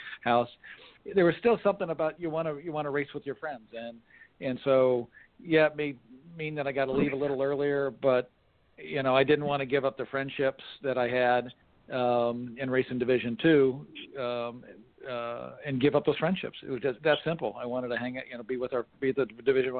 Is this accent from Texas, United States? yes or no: no; Indianapolis, Indiana, United States; moved away as an adult; also born or lived in Ohio / Pennsylvania / Connecticut; I was born and raised in Indianapolis, Indiana